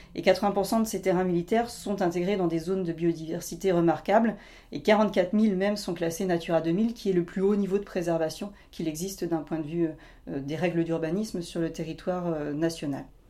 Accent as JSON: {"language": "French", "area": "Doubs", "region": "Bourgogne-Franche-Comté", "country": "France", "tie": "born or raised there", "said": "J'ai grandi en effet dans le Doubs"}